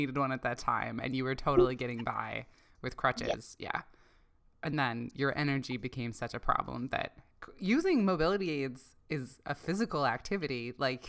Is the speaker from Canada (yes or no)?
yes; Canada; now in United States; I grew up in Canada and now I live in the States